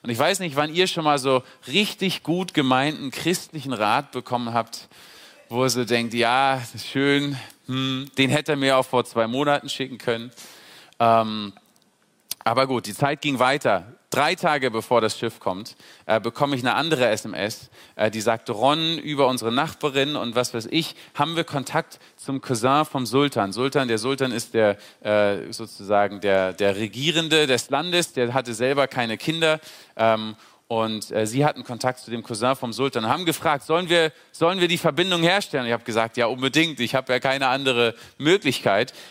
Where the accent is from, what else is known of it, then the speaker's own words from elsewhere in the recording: Berlin, Germany; moved away as an adult; Ich bin mit 19 Jahren äh, von Berlin, ich komme aus Berlin ursprünglich, bin ich äh, auf die Logos Hope äh, geflogen, nach Trinidad und Tobago damals